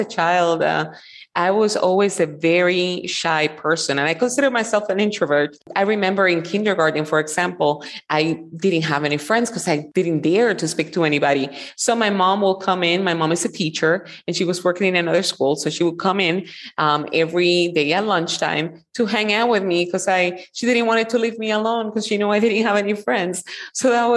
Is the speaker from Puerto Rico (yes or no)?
yes; Puerto Rico; moved away as an adult; also born or lived in Florida; I'm from Puerto Rico and I was born and raised there